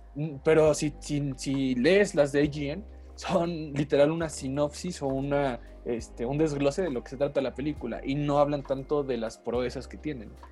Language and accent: Spanish; Mexico; yo como mexicano de raza de bronce